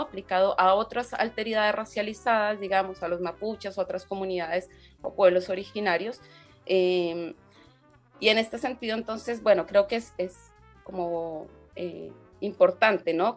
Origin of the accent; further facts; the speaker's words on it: Bogotá, Colombia; moved away as an adult; now in Chile; yo soy bogotana